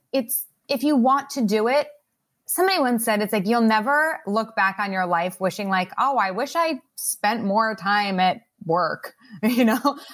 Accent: Long Island, New York, United States; I grew up on Long Island, like, right outside of New York

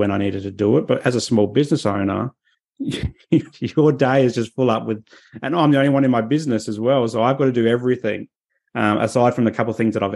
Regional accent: Adelaide, South Australia, Australia; now in Sunshine Coast, Australia; I grew up in Adelaide

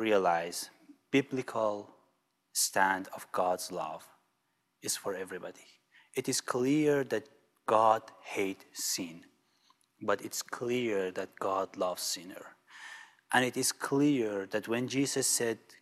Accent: Iran; moved away; I'm coming from Iran

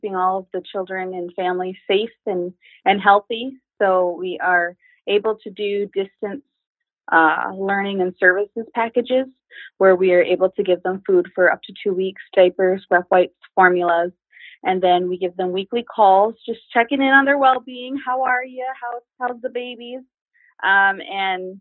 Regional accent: Lower Sioux Indian Community, Minnesota, United States; I'm from Where They Paint the Trees Red, also known as the Lower Sioux Indian Community

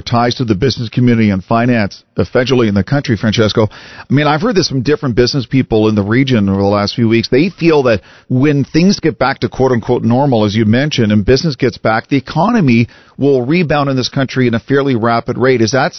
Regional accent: Canada; as a Canadian

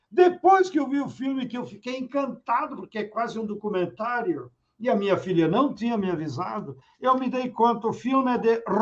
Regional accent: Rio Grande do Sul, Brazil; o Papa Francisco é gaúcho, eu sou gaúcho, o Brizola é gaúcho

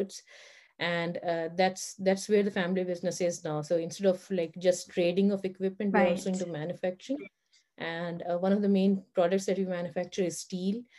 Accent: Libya; moved away; also born or lived in Dubai, United Arab Emirates; I was actually born and raised in Libya, in North Africa.

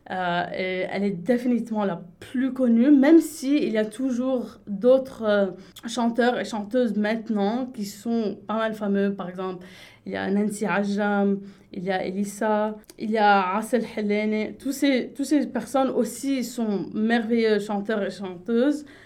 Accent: Lebanon; elle a cru pour presque trois ans que j'étais française, même si à chaque fois je lui rappelais que j'étais libanaise.

